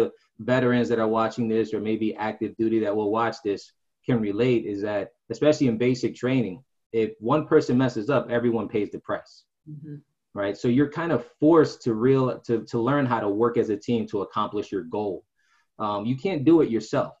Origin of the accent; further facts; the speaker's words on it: New Jersey, United States; now in Clarksville, United States; I'm originally from New Jersey. I was raised by a single mother